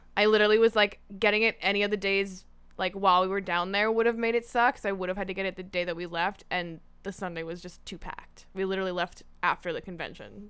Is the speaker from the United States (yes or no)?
no; Niagara region, Ontario, Canada; growing up in the Niagara region